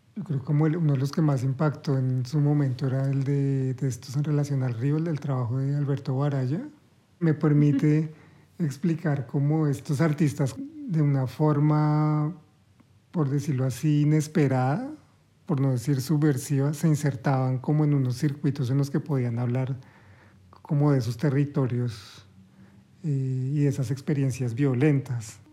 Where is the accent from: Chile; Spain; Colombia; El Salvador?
Colombia; Bucaramanga, Santander; moved away as an adult; also born or lived in Bogotá; now in Berlin, Germany; yo soy de Bucaramanga, estoy en Bogotá